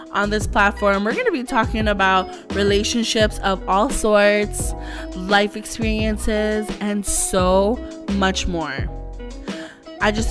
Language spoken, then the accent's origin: English; Toronto, Ontario, Canada; I'm full Filipino, but I was born and raised here in Canada, in Toronto, especially in Scarborough